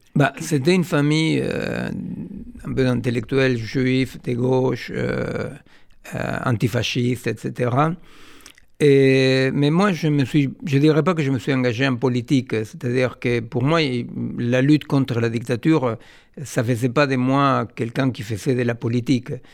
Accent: Argentina; moved away; je suis euh, né en Argentine d'une famille juive séfarade

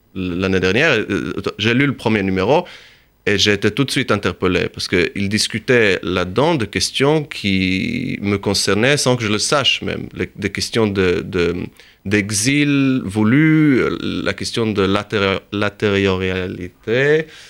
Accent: Jerusalem, Jerusalem District, Israel; moved away as an adult; also born or lived in Texas / United States; now in Paris, France; je suis rentré en Israël quand j'avais 5 ans. Donc, à partir entre 5 et 19 ans, euh, je vivais à Jérusalem

